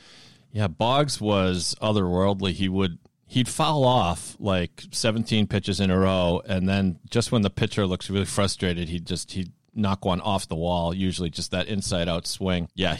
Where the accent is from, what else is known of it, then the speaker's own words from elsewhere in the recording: Boston, Massachusetts, United States; accent: Boston; all of a sudden I'd get more Boston for some reason.